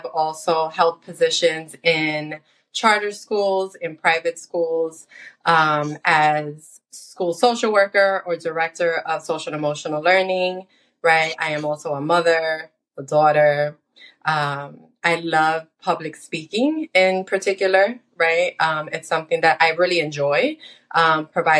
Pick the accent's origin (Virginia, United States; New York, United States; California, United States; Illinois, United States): New York, United States; New York City; I was born and raised in the United States. and I grew up in the Washington Heights area of Manhattan